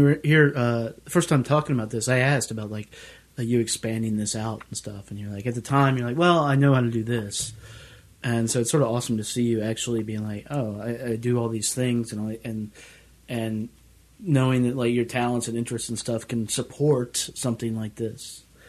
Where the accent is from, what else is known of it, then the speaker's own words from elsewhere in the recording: the South, United States; Well, like where I grew up, and we'll actually talk a little bit more about where I grew up in the South.